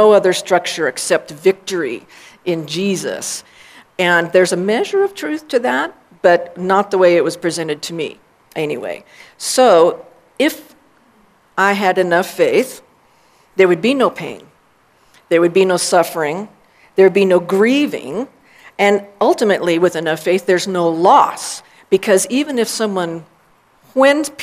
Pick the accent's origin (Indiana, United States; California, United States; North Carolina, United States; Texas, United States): Texas, United States; also born or lived in Austin, Texas; I was born in Texas in 1962